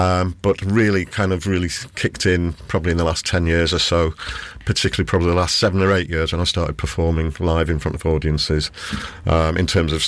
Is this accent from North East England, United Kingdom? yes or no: yes; North East England, United Kingdom; accent: Geordie; But I wasn't born there. I was born on Tyneside. I'm a Geordie, really, but the Geordie accent doesn't come out all that often these days.